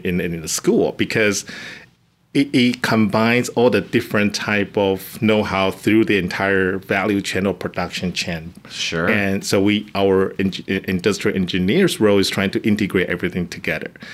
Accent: Taiwan; English is a second language; moved away as an adult; now in Carlsbad, United States; I'm actually coming from Taiwan. I come to the United States just or, my or, original goal just to fulfill my master degree

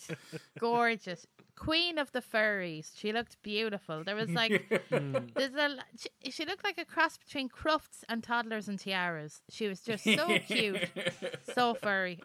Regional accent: Ireland; we're Irish

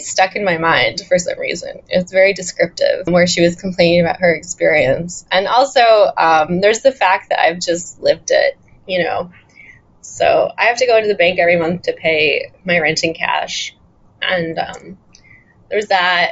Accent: Chicago, Illinois, United States; moved away as an adult; also born or lived in Montreal, Canada / Hong Kong; now in Taiwan; I'm from Chicago.

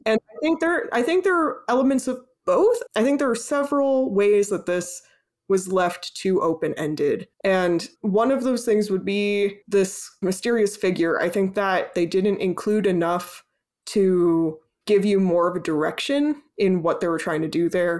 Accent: United States; we're both American

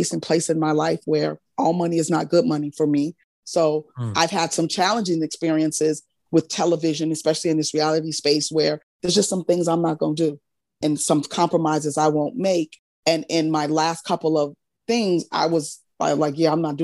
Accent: New Orleans, Louisiana, United States; I'm not only Southern, I'm from New Orleans

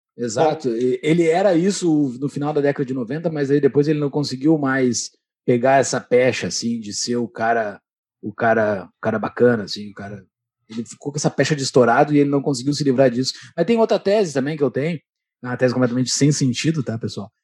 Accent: Gaúcho, Rio Grande do Sul, Brazil; como um bom gaúcho, eu tomo meu chimarrão no domingo

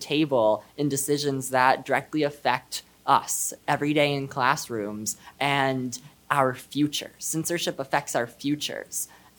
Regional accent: Texas, United States; I am a student from Texas. I'm Jewish, and I am non-binary.

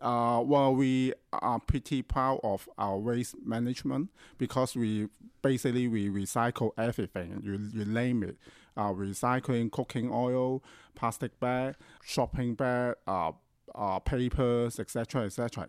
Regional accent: Hong Kong; I grew up in Hong Kong

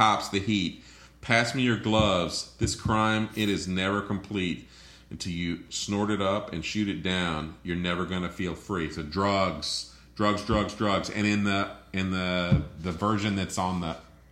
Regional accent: Florida, United States; I'm from Florida

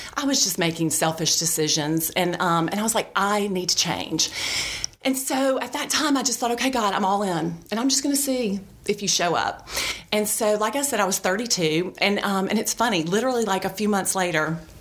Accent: Birmingham, Alabama, United States; also born or lived in Auburn, Alabama; I grew up here in Birmingham. I went to Shades Valley High School back when it was off of 280

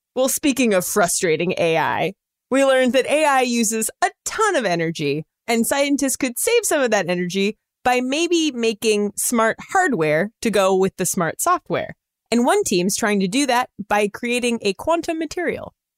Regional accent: California, United States; I'm from California

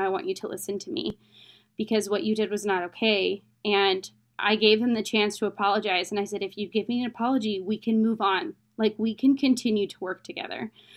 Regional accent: United States; I'm from America

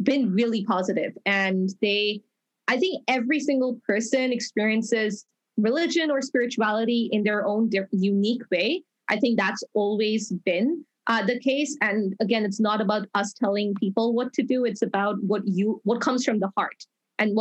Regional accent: Dubai, United Arab Emirates; now in Toronto, Canada; I grew up in Dubai, and now I'm permanently living in Toronto

